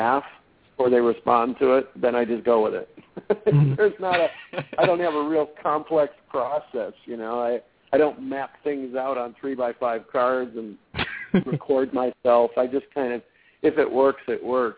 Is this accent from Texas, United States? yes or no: no; St. Clair Shores, Michigan, United States; I grew up in St. Clair Shores, Michigan